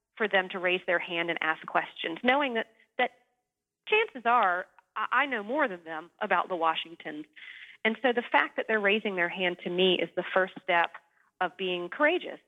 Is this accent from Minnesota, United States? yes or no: no; North Carolina, United States; moved away; I am from North Carolina originally, just three or four hours away from Williamsburg